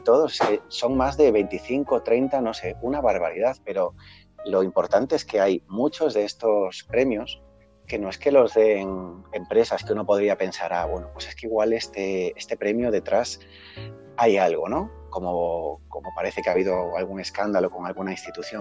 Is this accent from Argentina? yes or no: no; Galicia, Spain; yo como gallego